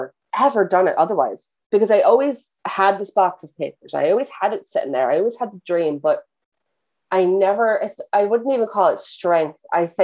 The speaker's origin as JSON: {"language": "English", "region": "New Jersey", "country": "United States", "moved": "yes", "lives_now": "Ireland", "said": "I am originally from New Jersey. Don't live in New Jersey anymore. I live in Ireland now."}